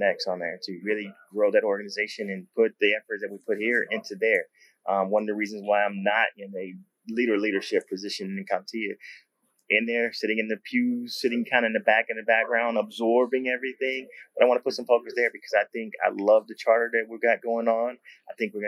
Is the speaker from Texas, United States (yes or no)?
yes; Texas, United States; I'm from Texas